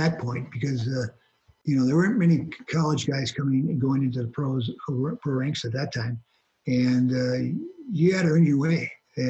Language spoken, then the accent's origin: English; Hancock, Michigan, United States; Just a northern town with a lot of snow. Yeah. Outdoor rinks. You know, you grew up in a small town.